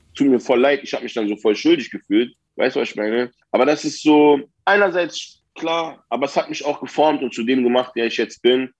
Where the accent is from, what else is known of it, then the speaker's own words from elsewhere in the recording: Berlin, Germany; Ich bin ein Berliner